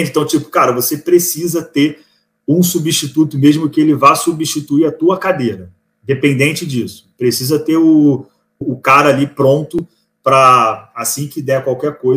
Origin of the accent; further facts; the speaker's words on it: Rio de Janeiro, Brazil; now in Florianópolis, Brazil; É de São Paulo, é do, eu sou do Rio, né?